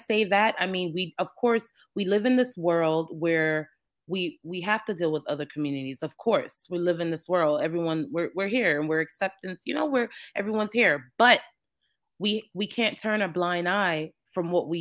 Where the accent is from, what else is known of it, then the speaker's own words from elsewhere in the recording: New York, United States; moved away as an adult; also born or lived in Jamaica; now in Georgia, United States; I'm Jamaican. I was born in Jamaica, but I was raised in New York since I was 4 and back and forth between the islands and in New York